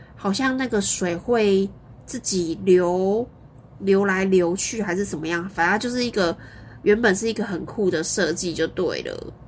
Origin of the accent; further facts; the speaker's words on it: Kaohsiung, Taiwan; 我以前还是住在古山区，我居然不知道这个地方。我在那边长大的耶